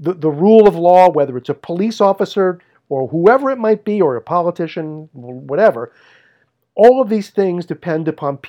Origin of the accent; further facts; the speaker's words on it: New York City, New York, United States; I'm a schlub from Brooklyn.